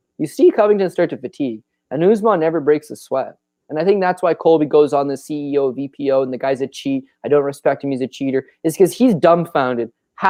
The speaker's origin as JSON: {"language": "English", "country": "Canada", "said": "We're Canadian. We love ourselves from George St. Pierre."}